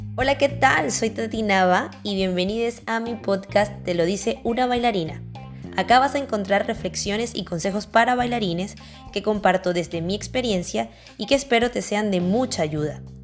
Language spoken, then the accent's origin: Spanish; Venezuela; moved away as an adult; also born or lived in Chile; now in Barcelona, Spain; nosotros somos venezolanos